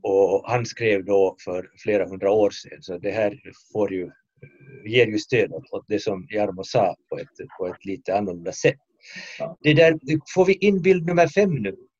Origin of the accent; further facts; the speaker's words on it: Finland; i mitt hemland eh, Finland